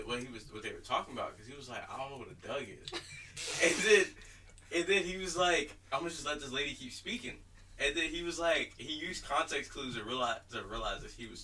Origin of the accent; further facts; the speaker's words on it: Prince George's County, Maryland, United States; I'm from PG. I'm not from Baltimore.